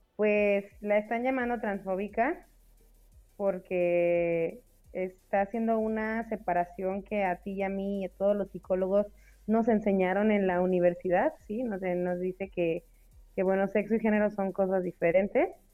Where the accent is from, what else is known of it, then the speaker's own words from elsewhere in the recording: Mexico; salseo mexicano, o sea, somos latinos, hace calor, nos encanta el chupe